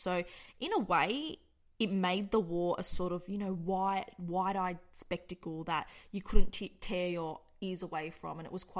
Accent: Australia

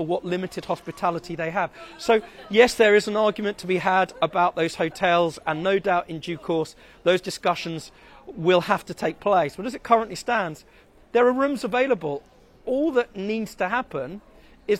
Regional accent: United Kingdom; as a British person

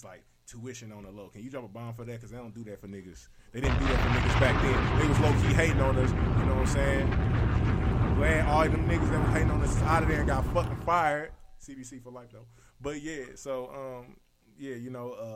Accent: St. Louis, Missouri, United States; I was coming from the Lou

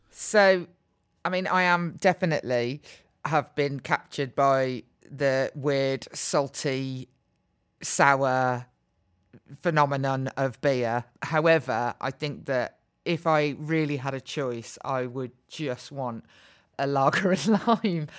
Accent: Birmingham, West Midlands, United Kingdom; So I grew up in Birmingham, where I still live

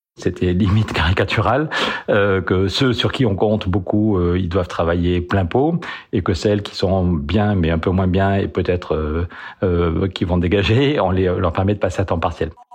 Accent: Périgueux, Nouvelle-Aquitaine, France; je suis né à Périgueux en 1964

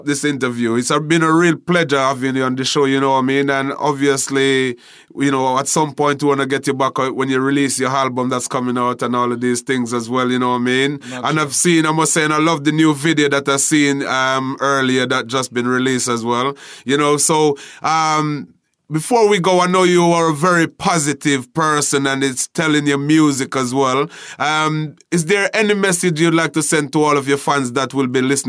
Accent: Jamaica; growing up in Jamaica and, you know, performing in the street dances in Jamaica

